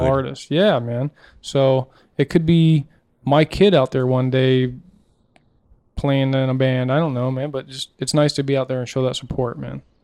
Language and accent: English; Southeast United States, United States; growing up in, you know, Southeast, you know, United States and Podunk Town